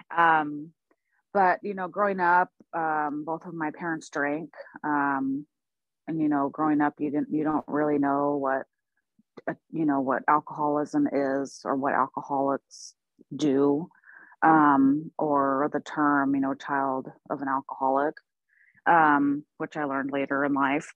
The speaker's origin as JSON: {"language": "English", "town": "Portland", "region": "Oregon", "country": "United States", "tie": "born or raised there", "also_born_or_lived": "Oklahoma", "said": "I'm originally from Oklahoma. I was born there. I grew up here in the Pacific Northwest in Portland"}